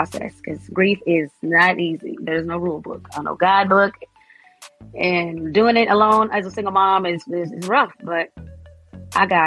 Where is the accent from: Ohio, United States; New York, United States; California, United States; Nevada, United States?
Nevada, United States; Las Vegas; moved away as an adult; now in Atlanta, United States; my hometown of Las Vegas